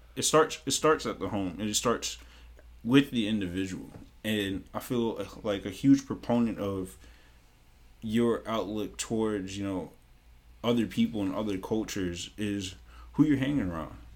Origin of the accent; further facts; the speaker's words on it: Mount Vernon, New York, United States; moved away; growing up in New York